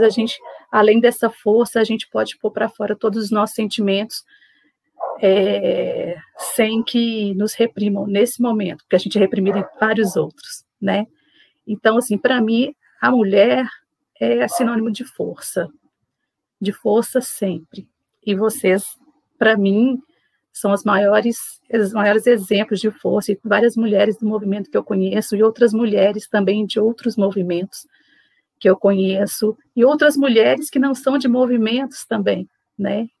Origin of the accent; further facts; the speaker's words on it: Belo Horizonte, Minas Gerais, Brazil; trabalho no CTA aqui em Belo Horizonte, sou de Belo Horizonte